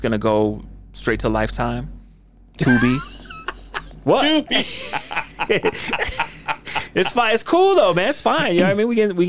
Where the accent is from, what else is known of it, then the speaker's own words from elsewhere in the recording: Rose Park, Utah, United States; No, I'm from Rose Park, man.